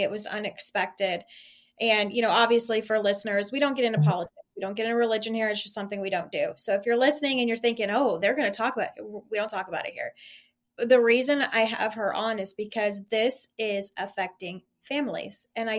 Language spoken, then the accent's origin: English; Ohio, United States; because growing up in Ohio, I was the same. My grandparents lived in the same property for years since my mom was born